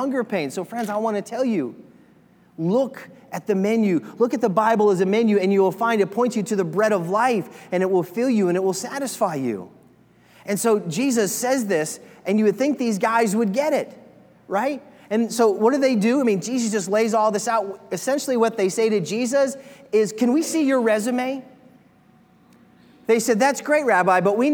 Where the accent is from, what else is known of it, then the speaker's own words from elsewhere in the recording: Nebraska, United States; I said, Nebraska